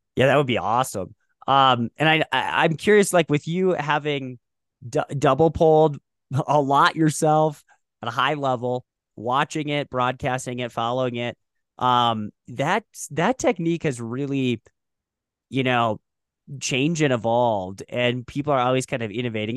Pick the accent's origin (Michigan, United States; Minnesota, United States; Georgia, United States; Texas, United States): Minnesota, United States; Moorhead; I grew up in Moorhead, Minnesota.